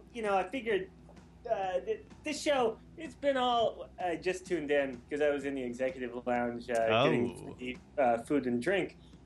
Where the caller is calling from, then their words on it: Ottawa, Ontario, Canada; from Ottawa. Yeah, I'm actually not calling from Ottawa.